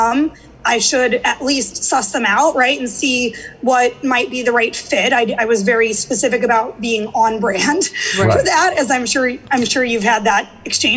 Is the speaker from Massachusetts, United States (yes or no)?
no; St. Louis, Missouri, United States; moved away as an adult; also born or lived in Atlanta, Georgia; now in New York, United States; I grew up in St. Louis.